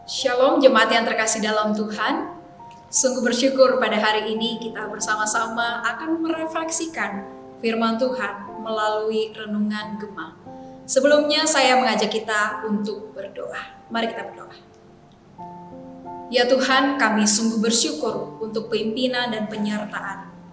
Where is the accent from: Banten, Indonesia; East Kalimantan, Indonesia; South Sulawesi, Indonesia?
South Sulawesi, Indonesia; Makassar; now in Jakarta, Indonesia; saya ini orang Makassar yang saat ini melayani di Jakarta. Jadi ya hitung-hitung sudah lama juga tidak pulang kampung begitu ya. Dan saya merindukan akan jajanan kota Makassar.